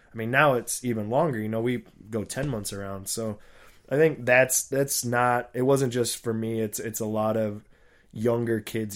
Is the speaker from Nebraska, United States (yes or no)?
yes; Papillion, Nebraska, United States; in my hometown where I was born and grew up, uh, Papillion, Nebraska